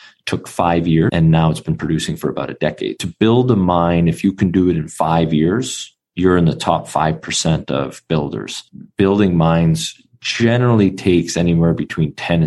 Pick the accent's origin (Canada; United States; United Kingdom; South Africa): Canada; Vancouver, British Columbia; born and raised in Vancouver, Canada, it's the epicenter for finance